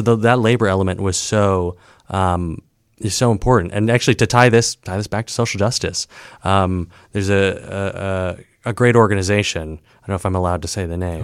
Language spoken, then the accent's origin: English; Saint Paul, Minnesota, United States; also born or lived in Ohio; now in Chicago, United States; I'm from Saint Paul, Minnesota.